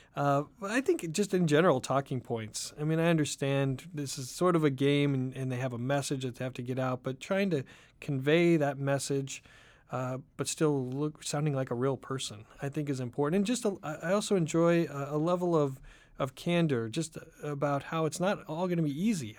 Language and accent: English; Oregon, United States; moved away; also born or lived in Southern California / Washington, D.C.; I grew up in Oregon